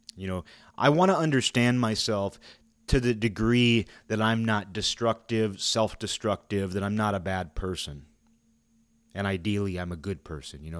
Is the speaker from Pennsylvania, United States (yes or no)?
no; Seattle, Washington, United States; now in Olympia, United States; I live in Olympia. I'm from Seattle.